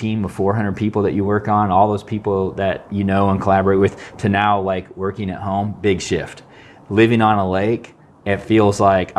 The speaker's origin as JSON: {"language": "English", "town": "San Jose", "region": "California", "country": "United States", "tie": "born or raised there", "also_born_or_lived": "Seattle", "moved": "yes", "said": "So I grew up in California in the Bay Area."}